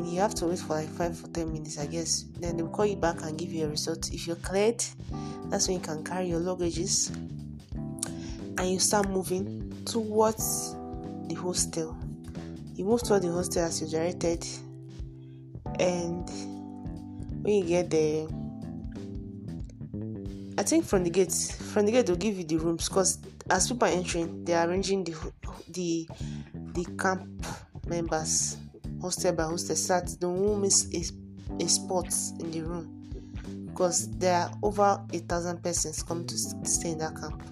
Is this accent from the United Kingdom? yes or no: no; Port Harcourt, Rivers State, Nigeria; I grew up in Port Harcourt. I was giving birth to in Port Harcourt. I stayed in Port Harcourt all my life